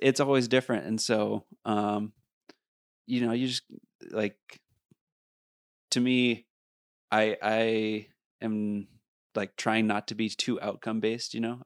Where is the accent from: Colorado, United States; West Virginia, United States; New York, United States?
Colorado, United States; Beaver Creek; I come from Beaver Creek